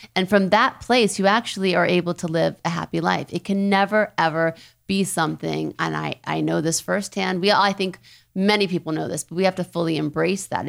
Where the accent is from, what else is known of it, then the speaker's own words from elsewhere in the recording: New Orleans, Louisiana, United States; moved away; also born or lived in Thibodaux, Louisiana; I was raised in New Orleans, born in Thibodeau.